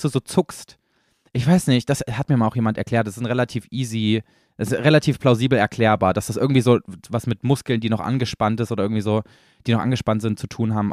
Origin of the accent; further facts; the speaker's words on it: East Germany, Germany; Ich komme ja selber aus dem Osten